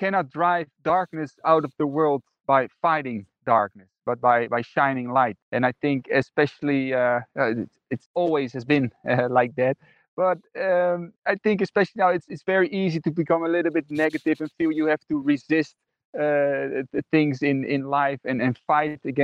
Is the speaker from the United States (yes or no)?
no; Netherlands; I grew up in the Netherlands, and I was raised in a Christian family